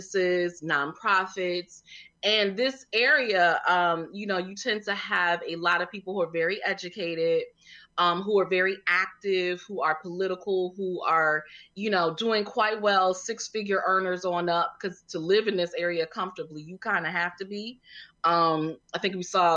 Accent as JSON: {"language": "English", "region": "Connecticut", "country": "United States", "moved": "as an adult", "lives_now": "Washington, D.C., United States", "said": "I'm originally from Connecticut. I came here cause I went to the original, the only HU, Howard University"}